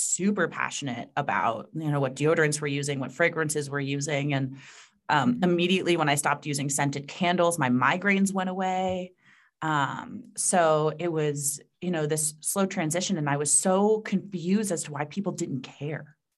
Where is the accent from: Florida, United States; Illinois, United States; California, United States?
Florida, United States; South; I was raised in South Florida by a bunch of New Yorkers